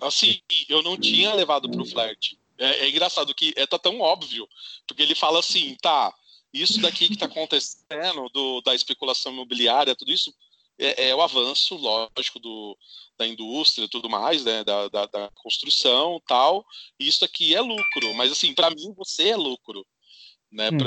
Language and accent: Portuguese; interior of São Paulo, Brazil; moved away; eu sou do interior de São Paulo